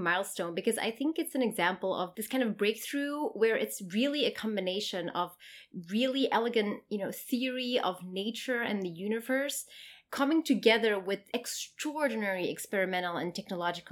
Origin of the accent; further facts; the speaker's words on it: Queensland, Australia; I'm from Queensland